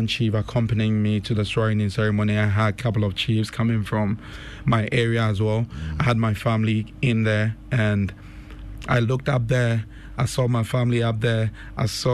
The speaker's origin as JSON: {"language": "English", "town": "Kumasi", "region": "Ashanti", "country": "Ghana", "tie": "born or raised there", "also_born_or_lived": "Kumawu / United States", "moved": "as an adult", "said": "I was born in Kumase. At Old Tafo. Yes, my parents, Mr. Francis Kwajani, and my mom, Mercy Opoku. So I was raised in Tafo for some years. Then we moved to Bokrom Estate, also in the mention of in Kumasi as well."}